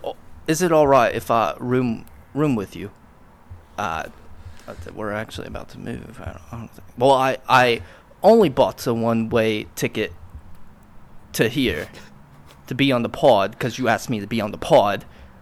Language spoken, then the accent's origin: English; Wales, United Kingdom; from Wales.